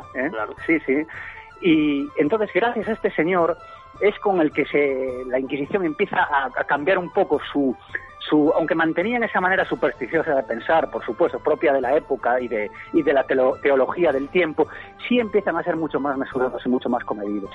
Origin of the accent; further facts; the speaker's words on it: Ferrol, Galicia, Spain; una persona que nació en, Ferrol, en Galicia, hace 39 años